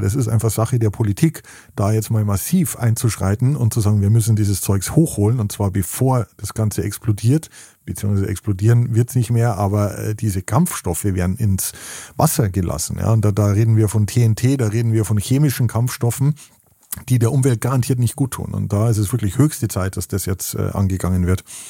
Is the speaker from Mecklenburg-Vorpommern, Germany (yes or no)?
no; Weitsee, Bavaria, Germany; now in Baltic Sea coast, Germany; Ich komme aus den Bergen, äh, wie man vielleicht hört. Ich bin äh, am Weichensee, einem wunderschönen Bergsee, äh, aufgewachsen